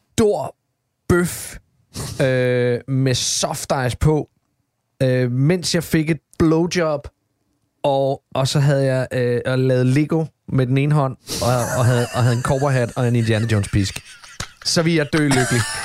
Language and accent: Danish; Odense, Southern Denmark, Denmark; moved away as an adult; jeg er jo en Odense-dreng, bor i Odense, born and raised, har været væk i 20 år